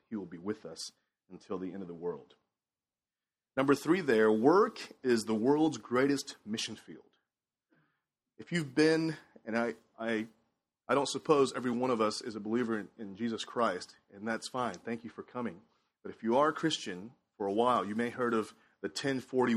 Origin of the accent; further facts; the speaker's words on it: Houston, Texas, United States; also born or lived in Shanghai, China; I moved here to Houston from Shanghai, China at the age of 7.